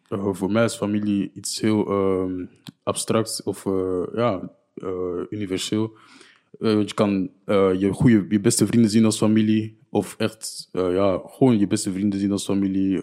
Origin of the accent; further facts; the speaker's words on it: Niel, Flanders, Belgium; also born or lived in Burundi (ancestry); ik kom van Niel